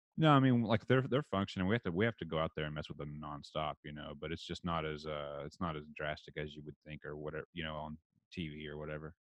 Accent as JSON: {"language": "English", "region": "Texas", "country": "United States", "accent": "redneck", "said": "I'm from Texas"}